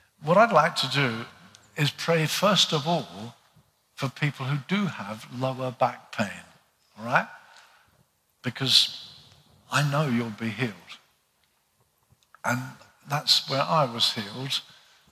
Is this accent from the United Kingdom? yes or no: yes; United Kingdom; us as British people